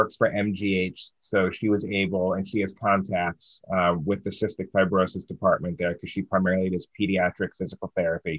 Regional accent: Baltimore, Maryland, United States; I'm from Baltimore, and we're known as Charm City down here.

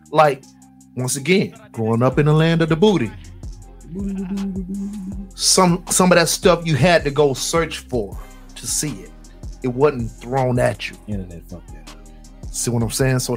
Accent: Florida, United States; I'm from I'm from Florida.

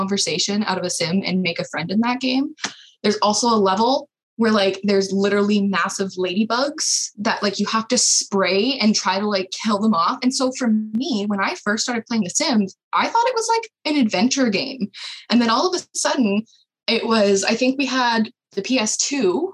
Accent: Canada; as a Canadian

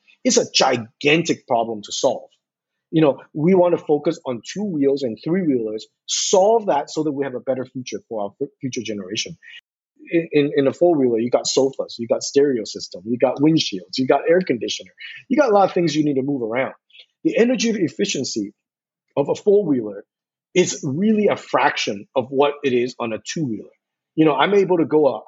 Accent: Seattle, Washington, United States; accent: West Coast; also born or lived in Portland; now in Taipei, Taiwan; You can tell from my accent, I grew up on the West Coast. I grew up in Seattle and I spent some time in Portland

